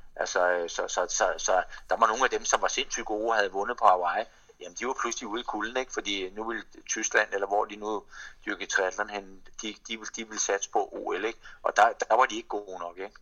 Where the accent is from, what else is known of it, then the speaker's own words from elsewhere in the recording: Denmark; som dansker